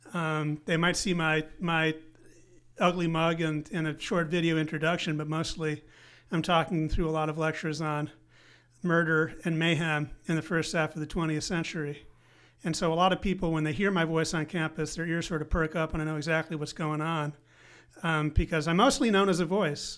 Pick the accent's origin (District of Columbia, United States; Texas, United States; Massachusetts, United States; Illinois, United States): Illinois, United States; Evanston; moved away as an adult; also born or lived in Grinnell, Iowa / Princeton, New Jersey; grew up in Evanston, just north of the city of Chicago.